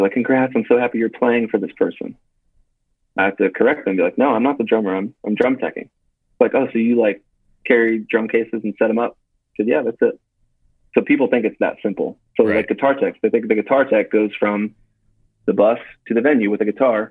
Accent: Dayton, Ohio, United States; I'm from Dayton, Ohio, small town, never any traffic.

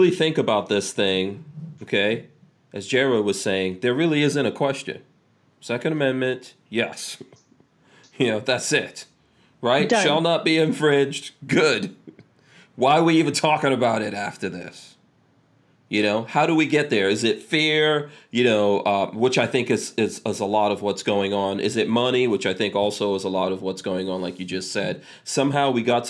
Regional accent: New York City, New York, United States; also born or lived in Caribbean / Africa; I grew up in New York City

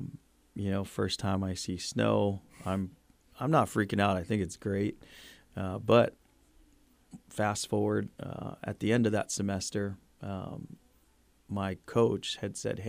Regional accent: Guam; moved away; when we grew up in Guam.

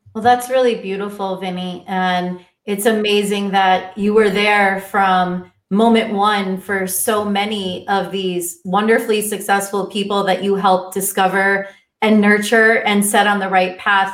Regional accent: Miami, Florida, United States; moved away as an adult; also born or lived in New York; growing up in Miami

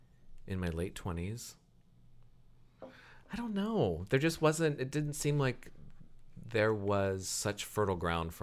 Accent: Lakemore, Ohio, United States; moved away; also born or lived in Akron; I'm from Lakemore.

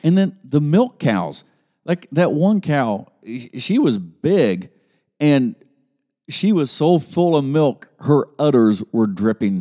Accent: Grove City, Ohio, United States; I grew up in Grove City, and it was not uncommon for us to go to the state fair

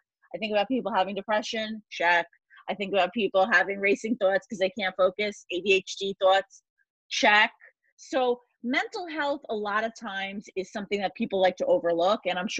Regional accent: New York, United States; 2 days before 9/11, I am from New York. I was at Penn State University studying advertising

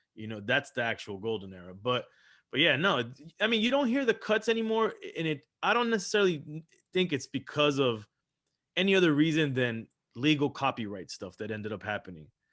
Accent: Miami, Florida, United States; also born or lived in Los Angeles, California; grew up here in Miami, Florida, so, so I grew up in Miami

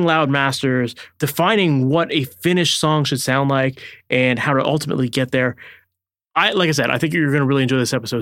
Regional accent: Oakville, Ontario, Canada; based out of Oakville, Ontario, Canada, which is my hometown

